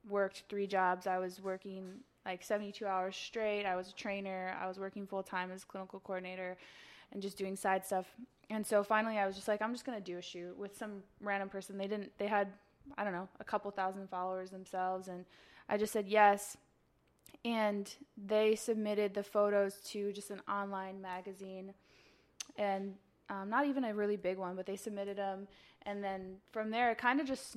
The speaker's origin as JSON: {"language": "English", "town": "Chicago", "region": "Illinois", "country": "United States", "moved": "as an adult", "lives_now": "Los Angeles, United States", "said": "I'm from Chicago. I've been in LA 4.5 years"}